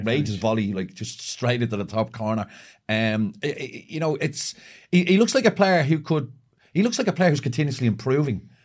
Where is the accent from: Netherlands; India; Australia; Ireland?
Ireland